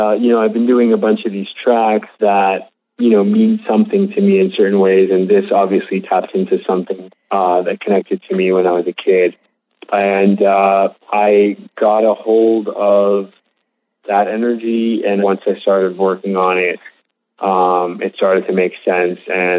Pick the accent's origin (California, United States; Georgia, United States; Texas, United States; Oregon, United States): California, United States; West Hollywood; I grew up in a pretty affluent area. Mm-hmm.